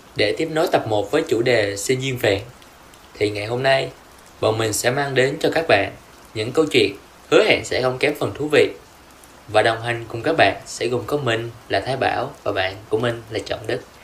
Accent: Binh Phuoc, Vietnam; moved away as an adult; now in Ho Chi Minh City, Vietnam; Tụi mình đều đến từ Bình Phước

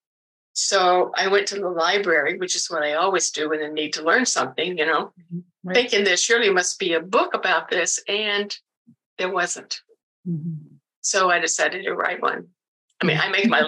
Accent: South Carolina, United States; now in Oregon, United States; I was born and raised in the South. South Carolina, to be precise

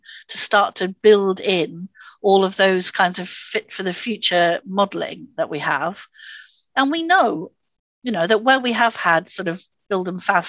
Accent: Swansea, Wales, United Kingdom; So I come here from Swansea. I don't know if any of you know Swansea

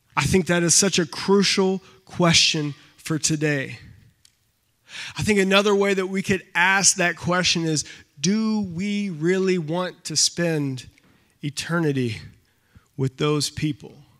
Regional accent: North Carolina, United States; now in Michigan, United States; I'm from North Carolina.

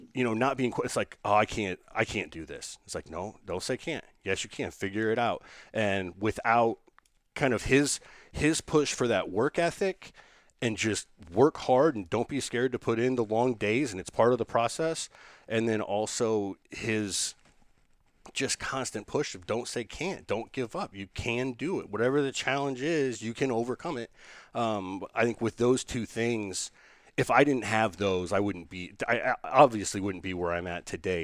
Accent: Indiana, United States; moved away

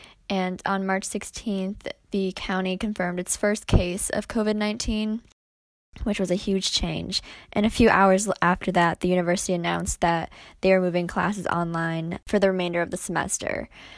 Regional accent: DeWitt, New York, United States; Actually in DeWitt, New York, which is about 10 minutes outside of Syracuse. I'm from the area

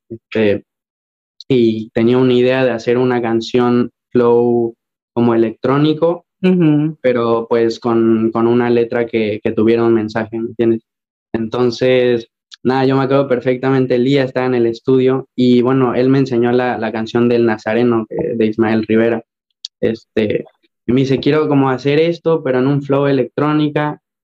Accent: Mexico; moved away as an adult; muy, muy orgulloso de ser mexicano

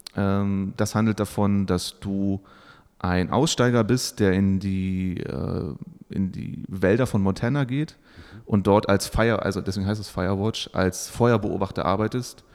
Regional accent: Saxony-Anhalt, Germany; moved away as an adult; now in Bielefeld, Germany; ich komme aus dem Osten, wie es hier heißen würde. Also ich bin okay. in Sachsen-Anhalt geboren ähm, bin zum Studium nach Bielefeld

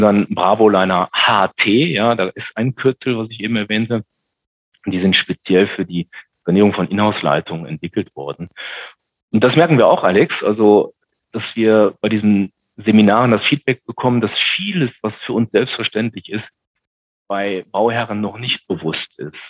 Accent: Düsseldorf, North Rhine-Westphalia, Germany; ich bin ja gebürtiger Rheinländer

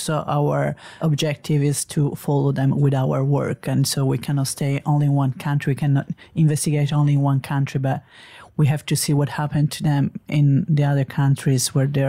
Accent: Italy; I'm a journalist from Italy.

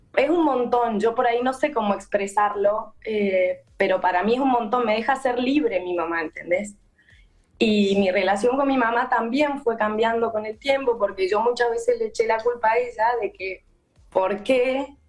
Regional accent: Mendoza, Argentina; Ahora yo soy de Mendoza

